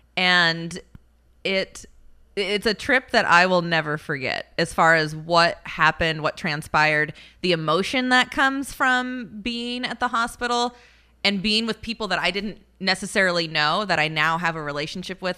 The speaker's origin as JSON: {"language": "English", "town": "Aberdeen", "region": "Washington", "country": "United States", "tie": "born or raised there", "also_born_or_lived": "Medford", "moved": "as an adult", "said": "in my hometown, and we were at a wine cellar in, in Aberdeen, Washington, where I'm from"}